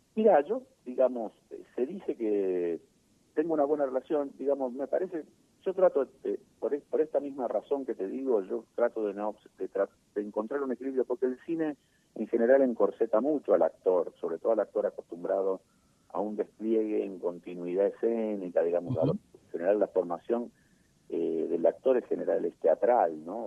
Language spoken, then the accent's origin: Spanish; Argentina; also born or lived in Buenos Aires Province; yo nací en San Lorenzo y Callao, y siempre viví por esa zona